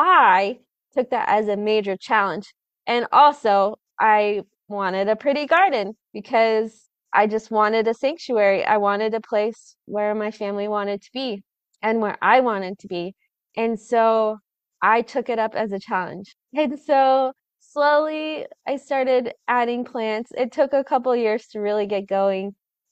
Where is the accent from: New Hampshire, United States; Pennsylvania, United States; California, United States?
California, United States; Southern; moved away; I grew up in California, in Southern California